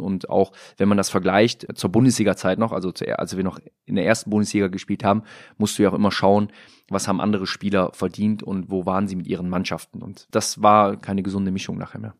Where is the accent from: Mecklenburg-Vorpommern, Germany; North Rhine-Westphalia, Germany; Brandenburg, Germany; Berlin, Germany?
North Rhine-Westphalia, Germany; Mönchengladbach; moved away as an adult; now in Hamburg, Germany; weiß ich, wo ich herkomme, bin auch gerne in Mönchengladbach, Lürrip bei meiner Tante in der Kneipe mit meinen alten Weggefährten